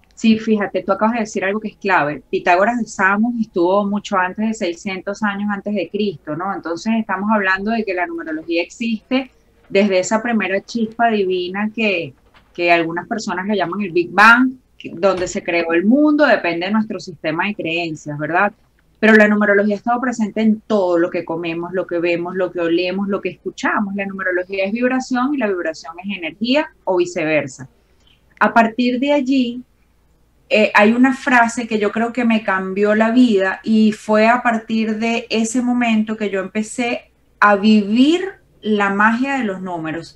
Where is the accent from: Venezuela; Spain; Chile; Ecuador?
Venezuela; Valencia, Carabobo; en Valencia, que es de donde yo vengo en Venezuela